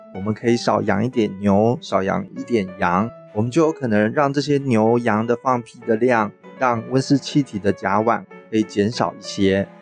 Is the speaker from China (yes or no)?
no; Chiayi, Chiayi City, Taiwan; also born or lived in Taipei; now in New Taipei, Taiwan; 我来自台北，我现在住在新北市家乡呢，是在嘉义